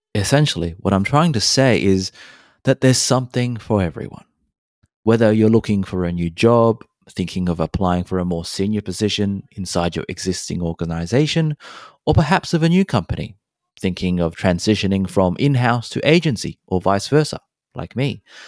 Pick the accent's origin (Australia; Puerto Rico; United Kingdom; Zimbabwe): Australia; also born or lived in Hong Kong; I was born in Hong Kong, raised in Australia